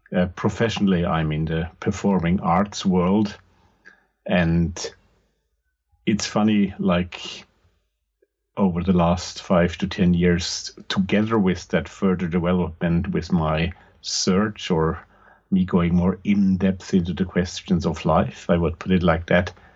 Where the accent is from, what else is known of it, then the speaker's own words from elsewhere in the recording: Austria; English is a second language; I'm from the German speaking part of the world, from Austria to be more precise